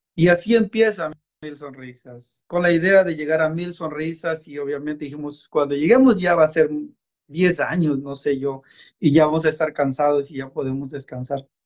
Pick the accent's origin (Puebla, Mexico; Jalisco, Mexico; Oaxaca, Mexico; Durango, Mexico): Oaxaca, Mexico; San Isidro Amatitlán; moved away; soy del estado de Oaxaca, México, de una comunidad que se llama San Isidro Amatitlán